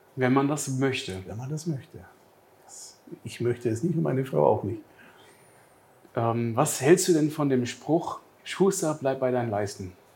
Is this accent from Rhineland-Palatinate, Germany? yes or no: no; Bavaria, Germany; ich bin ein Bayer